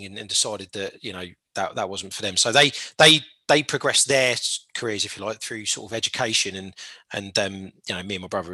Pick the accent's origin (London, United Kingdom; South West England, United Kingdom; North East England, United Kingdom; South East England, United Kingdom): South East England, United Kingdom; Portsmouth; Born and raised in Portsmouth.